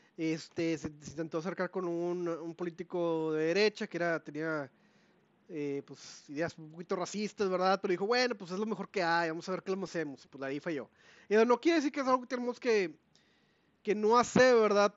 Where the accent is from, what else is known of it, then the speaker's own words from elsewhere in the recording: Mexico; somos mexicanos